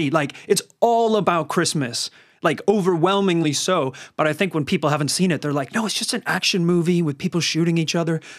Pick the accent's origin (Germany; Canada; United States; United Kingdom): United Kingdom; Northern Ireland; I had a lot of fantastic party experiences uh, growing up in Northern Ireland.